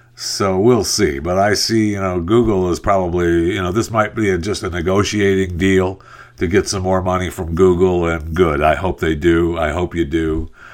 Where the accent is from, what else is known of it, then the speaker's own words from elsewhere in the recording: Michigan, United States; when I grew up in Michigan and, uh, when I was a little kid, we lived on a farm